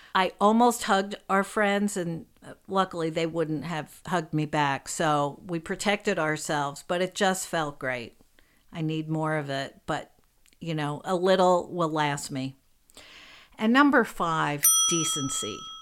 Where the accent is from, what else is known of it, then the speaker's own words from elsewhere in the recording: New York City, New York, United States; I grew up in New York City and I, where I still live